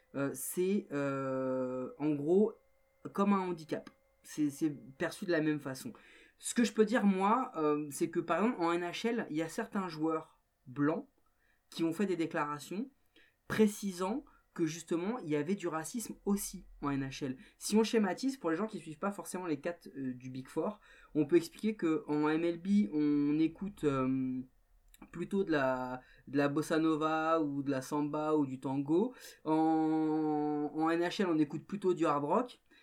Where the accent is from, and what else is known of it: France